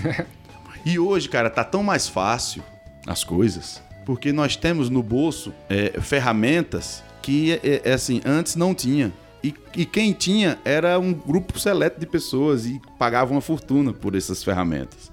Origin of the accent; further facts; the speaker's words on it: Cariri, Ceará, Brazil; sou daqui do Cariri